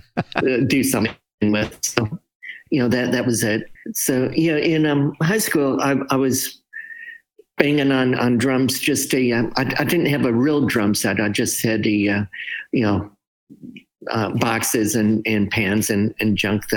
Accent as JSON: {"language": "English", "region": "Michigan", "country": "United States", "tie": "born or raised there", "said": "I'm growing up in Michigan. So many of my favorite bands were Michigan bands"}